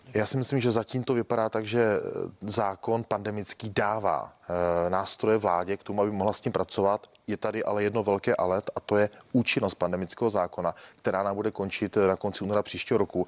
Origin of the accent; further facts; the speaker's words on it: Olomouc Region, Czechia; Já jsem z Olomouckého kraje